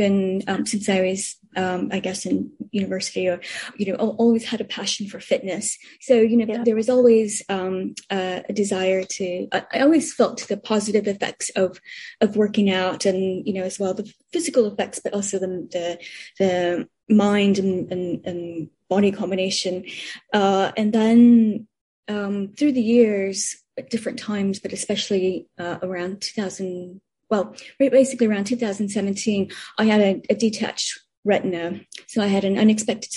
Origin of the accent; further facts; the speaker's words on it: United States; moved away as an adult; also born or lived in Spain / United Kingdom / Tokyo, Japan; now in Hong Kong; as an American